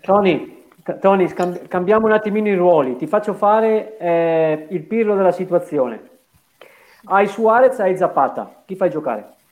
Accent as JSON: {"language": "Italian", "town": "Bergamo", "region": "Lombardy", "country": "Italy", "said": "sono di Bergamo"}